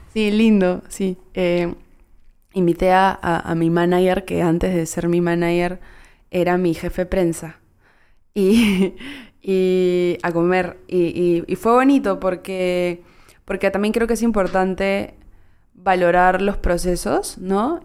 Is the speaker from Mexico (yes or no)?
no; Peru; es que peruana sí